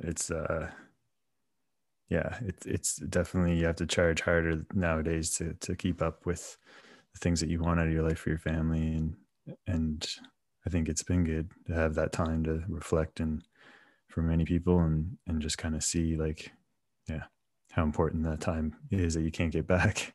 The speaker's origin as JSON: {"language": "English", "country": "Canada", "tie": "born or raised there", "said": "growing up in Canada"}